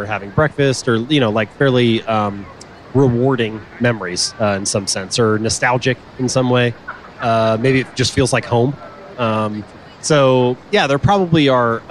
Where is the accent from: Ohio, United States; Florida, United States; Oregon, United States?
Ohio, United States; Cincinnati; I grew up in Cincinnati, Ohio